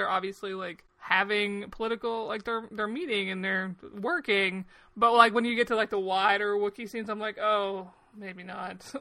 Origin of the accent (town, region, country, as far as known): United States